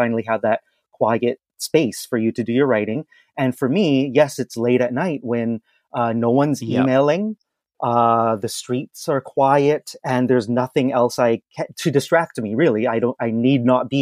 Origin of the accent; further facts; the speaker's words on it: Vancouver, British Columbia, Canada; moved away as an adult; also born or lived in China; now in Toronto, Canada; I'm in my hometown of Vancouver